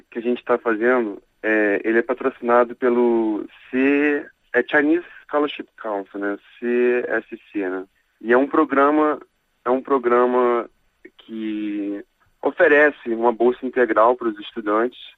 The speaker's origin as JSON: {"language": "Portuguese", "country": "Brazil", "also_born_or_lived": "Chicago, United States", "moved": "as an adult", "lives_now": "China", "said": "Na verdade, eu saí do Brasil quando eu tinha 18 anos. Eu fui estudar nos Estados Unidos. E no caso, eu, eu fiz minha, meu ensino superior meu bacharelado e mestrado numa universidade chamada Lewis, Lewis University"}